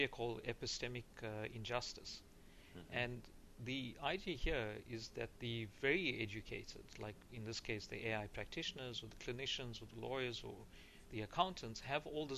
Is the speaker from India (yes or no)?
no; South Africa; I'm from South Africa